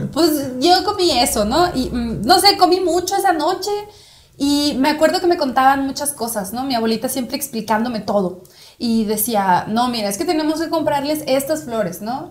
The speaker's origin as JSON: {"language": "Spanish", "region": "northern Mexico border", "country": "Mexico", "said": "yo estoy muy orgullosa de mi, de mi identidad fronteriza, ¿no? O sea, yo me pienso como fronteriza"}